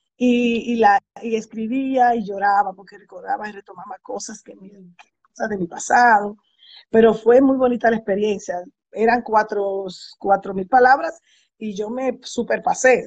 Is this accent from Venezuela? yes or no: no; Santo Domingo, Distrito Nacional, Dominican Republic; moved away as an adult; now in United States; Sí, yo soy dominicana y viví en Santo Domingo hasta los 30 años